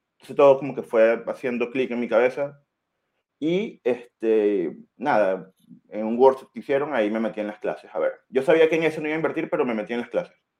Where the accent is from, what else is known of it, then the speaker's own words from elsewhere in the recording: Venezuela; moved away as an adult; now in Chile; soy extranjero, venezolano, estoy acá en Chile casi, hace casi siete años